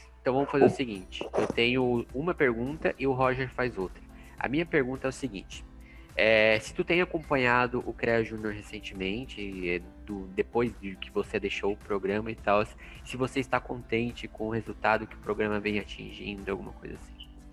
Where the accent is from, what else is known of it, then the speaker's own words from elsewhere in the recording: Blumenau, Santa Catarina, Brazil; moved away as an adult; now in Joinville, Brazil; eu vim morar em Joinville, é, eu sou natural de Blumenau